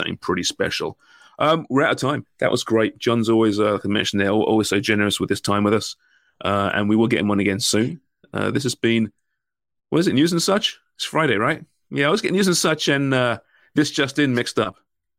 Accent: Canada; I think, as a Canadian soccer fan, you don't need to worry about.

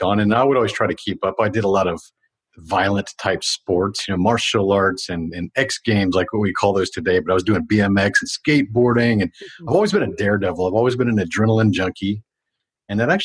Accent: Houston, Texas, United States; I grew up in a predominantly white ethnicity, redneck neighborhood, for better lack of words, because we're here in Texas. Houston, yes, still my hometown.

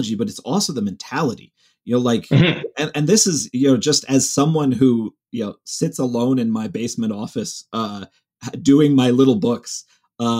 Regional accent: Cleveland, Ohio, United States; I grew up in Cleveland, so Midwest town

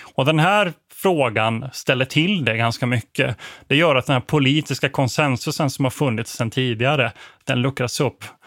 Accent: Växjö, Kronoberg County, Sweden; jag är född i Växjö

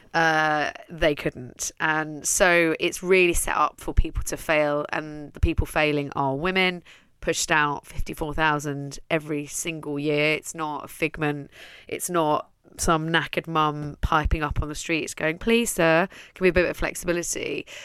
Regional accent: Netherlands; moved away as an adult; now in London, United Kingdom; I'm from Holland, I'm Dutch, I raised one daughter there

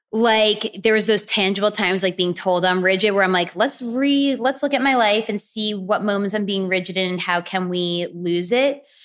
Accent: New York, United States; also born or lived in Florida; now in Los Angeles, United States; I grew up in New York

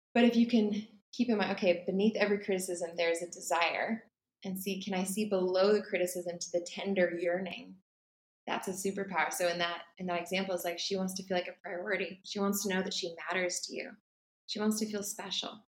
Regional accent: California, United States; moved away as an adult; now in Bali, Indonesia; I'm originally from California, the US, but right now I live in Bali.

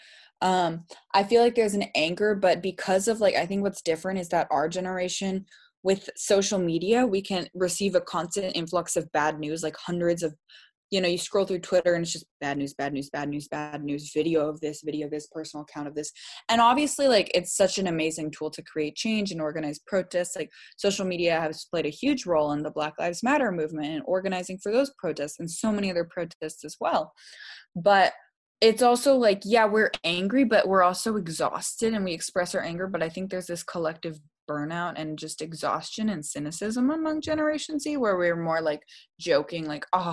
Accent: Seattle, Washington, United States; Growing up in the Pacific Northwest, which is a very environmentally beautiful area, like there is just green. We are called the Emerald City

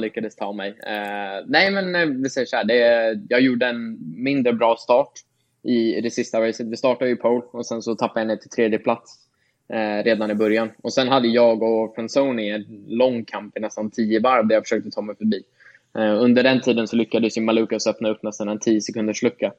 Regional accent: Sweden; moved away; hemma i Sverige

